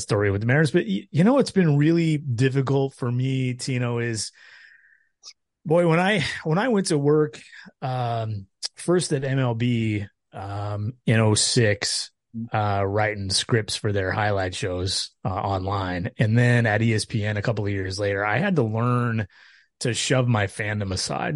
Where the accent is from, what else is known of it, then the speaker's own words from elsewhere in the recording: Tacoma, Washington, United States; I grew up in Tacoma